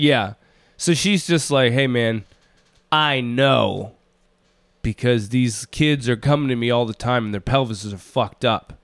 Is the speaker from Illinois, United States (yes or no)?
no; Minneapolis, Minnesota, United States; I'm from Minneapolis